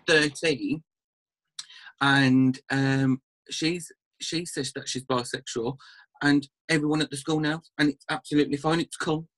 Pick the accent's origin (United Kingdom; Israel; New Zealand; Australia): United Kingdom; Birmingham area, Black Country, West Midlands; accent: Black Country; you can probably tell from the accent I'm from like the West Midlands, Birmingham kind of area, black country